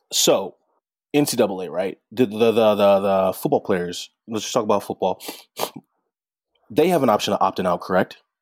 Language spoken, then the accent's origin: English; St. Louis, Missouri, United States; I'm from the Saint Louis area